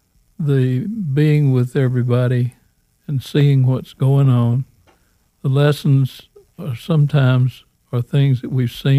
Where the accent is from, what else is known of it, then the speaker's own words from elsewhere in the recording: Alabama, United States; moved away; I mentioned that I was from Alabama